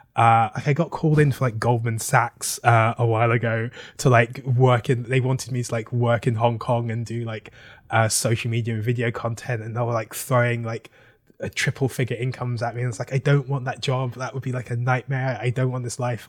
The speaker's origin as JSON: {"language": "English", "region": "London", "country": "United Kingdom", "tie": "born or raised there", "moved": "as an adult", "lives_now": "Brooklyn, United States", "said": "I am from London, uh, South London"}